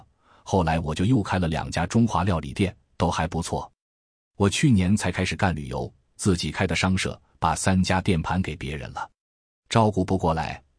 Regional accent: Harbin, Heilongjiang, China; moved away as an adult; now in Japan; 我是哈尔滨人，来日本十三年了。我在哈尔滨是做厨师的

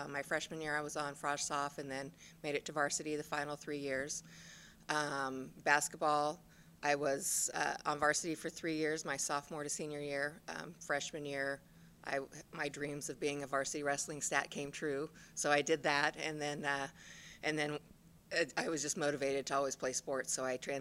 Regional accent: Porterville, California, United States; I grew up in Porterville

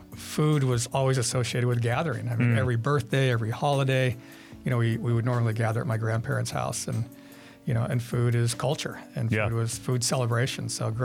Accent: Sun Valley, California, United States; Yeah, Sun Valley, so like LA area, yeah.

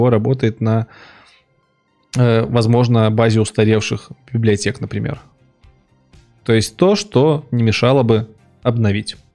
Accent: Minsk, Belarus; Я ж не из Финляндии, я из Минска.

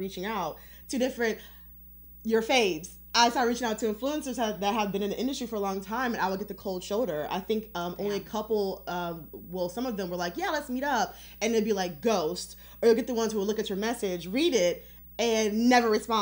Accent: Detroit, Michigan, United States; we're both from Detroit

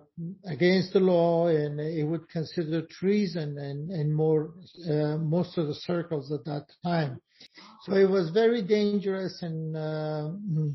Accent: Afghanistan; moved away as an adult; now in New York, United States; I came from Afghanistan as a refugee in 1982, and I've been living in New York for the last 27 years.

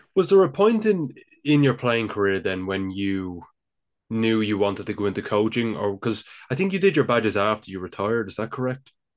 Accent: Dublin, Leinster, Ireland; accent: Dublin; I live here, of course, in the Republic of Ireland. I'm sure you could tell by now by my, my Dublin accent.

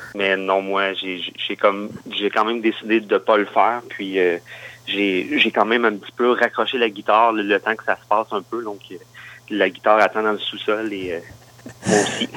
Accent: Granby region, Quebec, Canada; now in Quebec City, Canada; je viens de la, région de Granby, en fait, un, petit village comme juste à côté

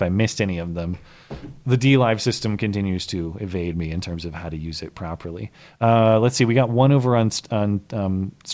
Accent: United States; I'm an American

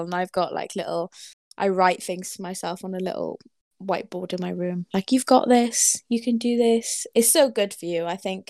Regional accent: Wales, United Kingdom; accent: Welsh; that's my Welsh accent coming through.

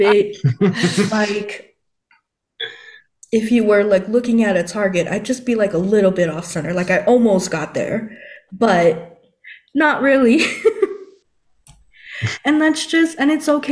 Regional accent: Guam; I'm from Guam and that's kind of like close to Japan, so I even took like Japanese

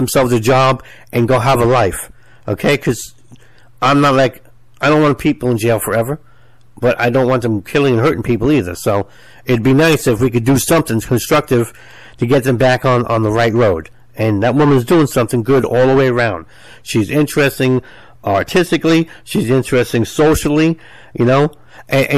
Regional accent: United States; I'm American

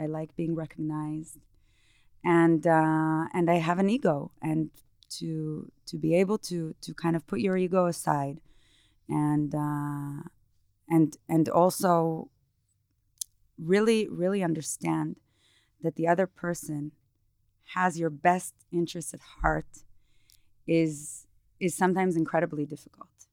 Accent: Israel; moved away as an adult; also born or lived in New York; I grew up in Israel

